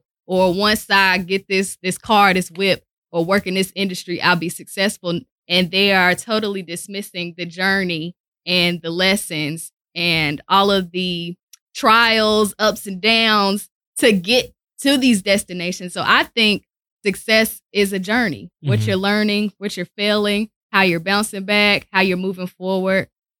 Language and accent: English; Winston-Salem, North Carolina, United States; Okay, so I am from Winston-Salem, North Carolina.